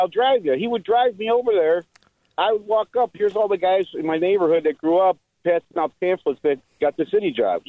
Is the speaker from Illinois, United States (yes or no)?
yes; Chicago, Illinois, United States; I grew up in Madigan's Ward